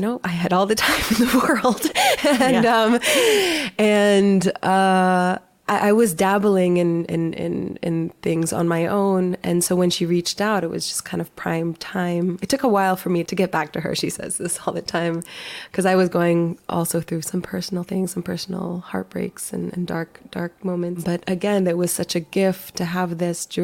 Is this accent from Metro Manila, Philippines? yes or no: yes; Manila, Metro Manila, Philippines; now in United States; I was born in the Philippines. I grew up in Manila.